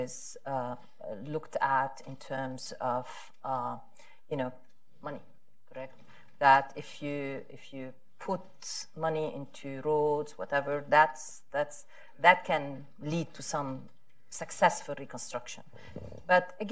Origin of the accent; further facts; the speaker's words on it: Lebanon; growing up in Lebanon, I used to go with my parents to Syria